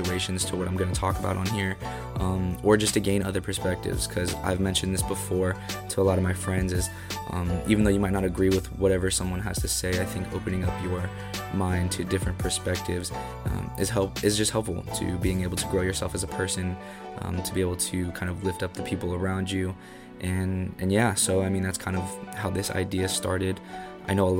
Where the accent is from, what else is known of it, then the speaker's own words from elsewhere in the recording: Bay Area, California, United States; born and raised in the Bay Area